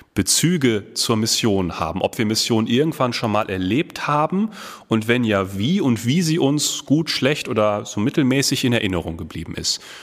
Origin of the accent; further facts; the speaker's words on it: North Rhine-Westphalia, Germany; moved away as an adult; also born or lived in Ruhr area; now in Herford, Germany; Ich bin tatsächlich gebürtiger Ostwestfale